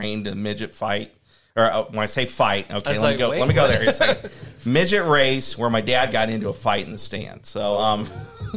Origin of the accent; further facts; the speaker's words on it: Eagle, Nebraska, United States; I am sentimental around Eagle because that's where I grew up. I grew up around Midwest.